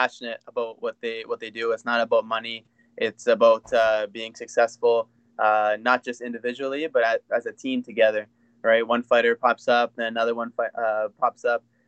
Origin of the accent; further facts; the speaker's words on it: Welland, Ontario, Canada; I usually say I'm from Niagara Falls, but I'm from Welland, Ontario.